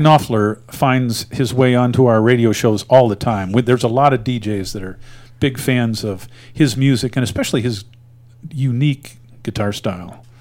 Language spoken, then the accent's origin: English; Springfield, Missouri, United States; now in Wet Mountain Valley, Colorado, United States; I'm also originally from the Show Me State, uh, having been born in Springfield